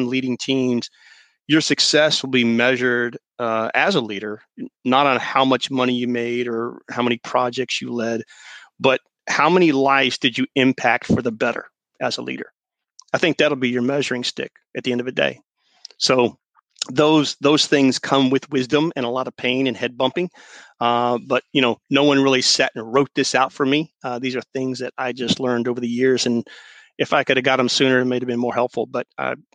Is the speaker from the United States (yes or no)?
yes; the South, United States; I was raised in the South